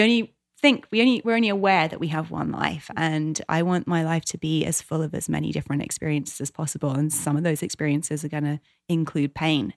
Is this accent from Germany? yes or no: no; England, United Kingdom; moved away as an adult; now in United States; my hometown, my homeland, 'cause there's so much that I love about England and British culture